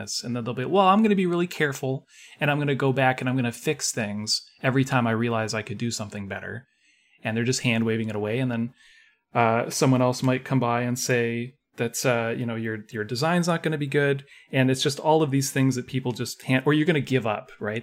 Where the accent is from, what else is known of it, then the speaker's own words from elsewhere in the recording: Canada; I'm, I'm Canadian